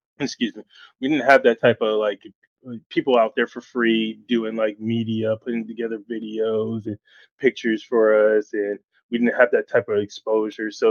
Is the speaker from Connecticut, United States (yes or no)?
yes; Connecticut, United States; also born or lived in Rhode Island / Orlando, Florida; now in Brevard County, United States; I'm from Connecticut originally